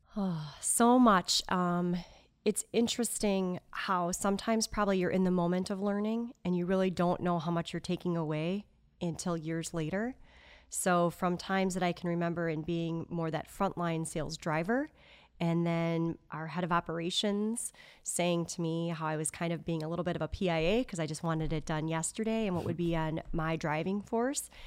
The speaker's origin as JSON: {"language": "English", "area": "outside of Madison", "region": "Wisconsin", "country": "United States", "tie": "born or raised there", "moved": "as an adult", "lives_now": "Appleton, United States", "said": "I grew up actually outside of Madison."}